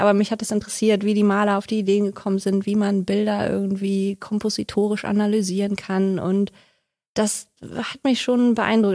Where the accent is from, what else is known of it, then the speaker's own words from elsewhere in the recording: Odenthal, North Rhine-Westphalia, Germany; also born or lived in Haltern am See; gebürtig aus Haltern am See, aber aufgewachsen in Odental.